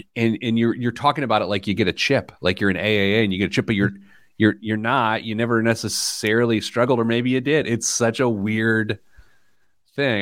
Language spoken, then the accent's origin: English; Midwest, United States; as a Midwesterner